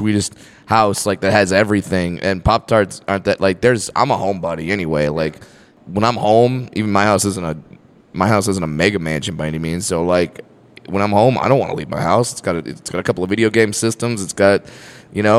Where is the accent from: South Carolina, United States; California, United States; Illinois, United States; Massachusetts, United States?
California, United States; Fullerton; I went to a high school called Sunny Hills High School in Fullerton, California.